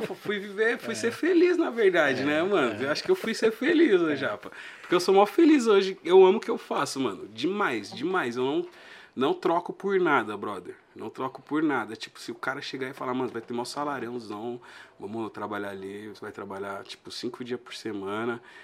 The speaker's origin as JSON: {"language": "Portuguese", "region": "São Paulo", "country": "Brazil", "tie": "born or raised there", "said": "Nasci e cresci ali na Braz da Rocha e Belisário"}